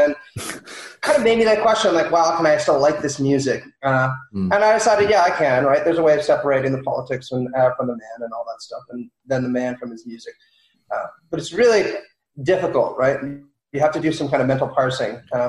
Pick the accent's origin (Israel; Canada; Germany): Canada; growing up in Canada